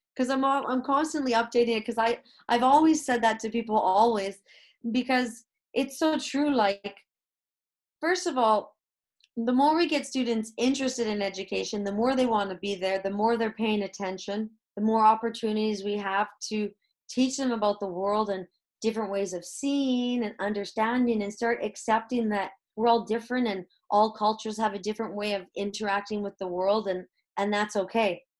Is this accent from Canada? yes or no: yes; Canada; moved away as an adult; now in Madrid, Spain; born and raised in Canada